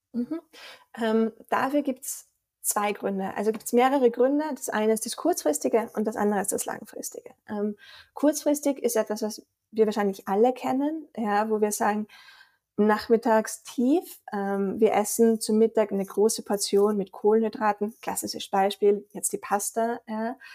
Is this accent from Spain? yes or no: no; Austria; accent: Austrian; also born or lived in Vienna / Boston; unschwer, glaube ich, auch an meinem Dialekt zu erkennen, komme ich aus Österreich